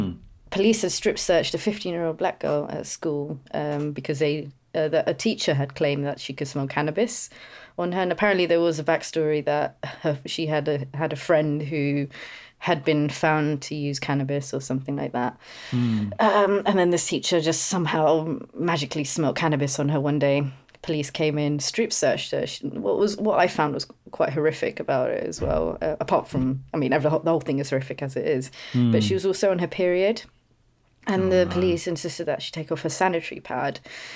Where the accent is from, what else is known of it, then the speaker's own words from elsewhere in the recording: India; often I got mistaken for like being European, Greek, Italian, odd things before. And I'm like, no, I'm Indian.